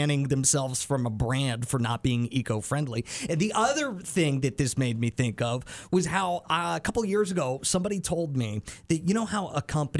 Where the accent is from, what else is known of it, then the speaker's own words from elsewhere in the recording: central Pennsylvania, United States; now in Mississippi, United States; My home state is Pennsylvania.